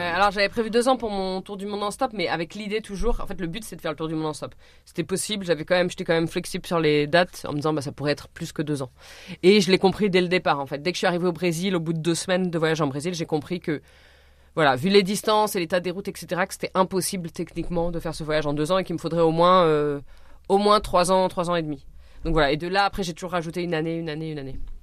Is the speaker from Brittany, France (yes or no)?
no; Orléans, Centre-Val de Loire, France; je suis partie d'Orléans, qui est ma ville natale